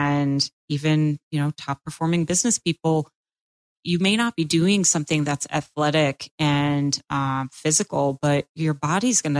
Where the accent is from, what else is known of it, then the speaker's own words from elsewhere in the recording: Massachusetts, United States; moved away as an adult; also born or lived in Quincy, Massachusetts; now in Florida, United States; I'm from Massachusetts